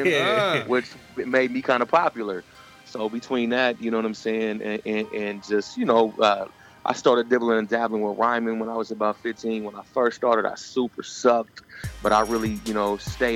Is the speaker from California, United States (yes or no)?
yes; Richmond, California, United States; I'm from California, from Richmond, California, to be exact, in the San Francisco Bay Area